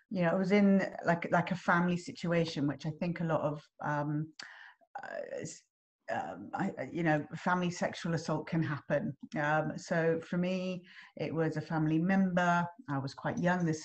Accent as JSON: {"language": "English", "region": "England", "country": "United Kingdom", "lives_now": "Australia", "said": "I'm English and I live in Australia and you're Australian and you live in England."}